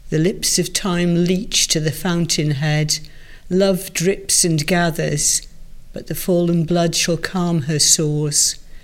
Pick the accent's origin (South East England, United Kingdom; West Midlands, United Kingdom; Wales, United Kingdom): Wales, United Kingdom; accent: Welsh; Obviously, it's a, good Welsh voice is, is perfect for poetry anyway. I mean, mm. I've lost most of my accent, but uh